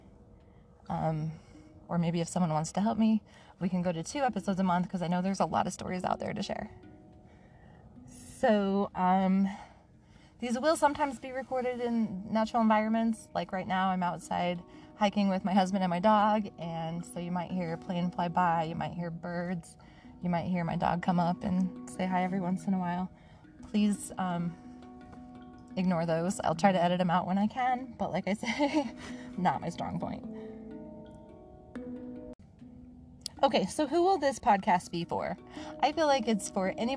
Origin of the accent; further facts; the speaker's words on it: Manti, Utah, United States; moved away as an adult; also born or lived in Salt Lake City, Utah / Seattle / South Dakota; now in St. George, United States; I was born in Manti, Utah, kind of central middle Utah area. I grew up pretty much as one of those, what do they call them? Like free range kids